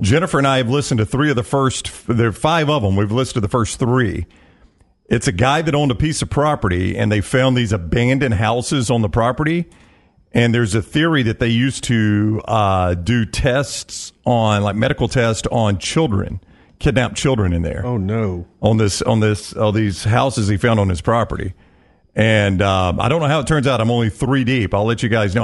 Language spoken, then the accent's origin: English; Calhoun County, Alabama, United States; I grew up in Calhoun County